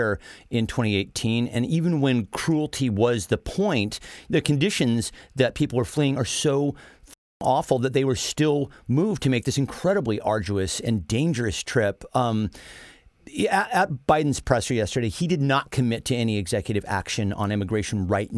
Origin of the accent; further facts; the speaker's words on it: United States; as an American